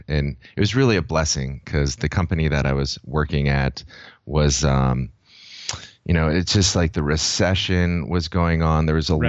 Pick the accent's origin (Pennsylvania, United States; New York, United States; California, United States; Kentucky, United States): California, United States; San Diego; growing up in San Diego, I've always been a surfer